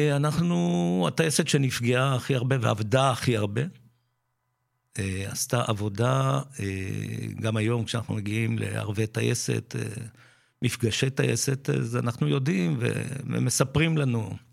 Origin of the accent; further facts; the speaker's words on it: Netanya, Central District, Israel; also born or lived in Pardesiya, Israel / Mevo'ot Yam youth village, Israel; נולדתי במעברה, מעברת שבות עם, מה שהיום זה פרדסיה